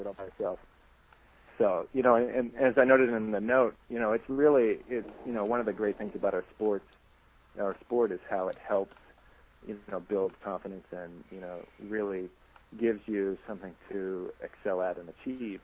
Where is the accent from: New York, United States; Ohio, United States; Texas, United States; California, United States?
Ohio, United States; Cleveland; now in Boston, United States; I grew up in Cleveland, so I have I have no accent